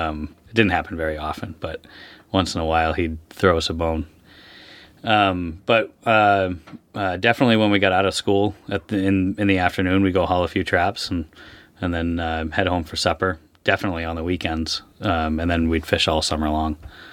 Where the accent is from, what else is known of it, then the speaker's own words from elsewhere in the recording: Stonington, United States; I was born and raised in Stonington. I wasn't born there. I was born in a hospital. But I was raised in Stonington in a fishing family.